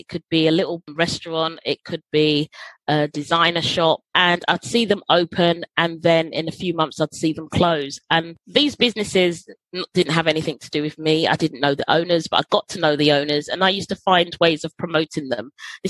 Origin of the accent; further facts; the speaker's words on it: London, United Kingdom; I grew up in Holloway